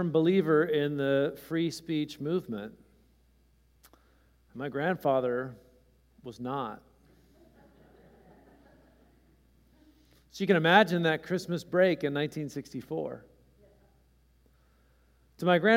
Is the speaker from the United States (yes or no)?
yes; California, United States; born or raised there